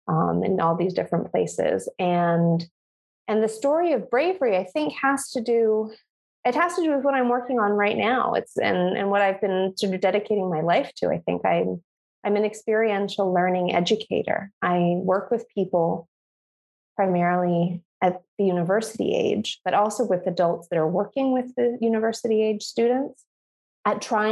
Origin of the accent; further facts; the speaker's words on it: Granada, Andalusia, Spain; born there; I was born in Granada, in the south of Spain, because my mom's neighbor, who they've been neighbors in different parts of the world together, actually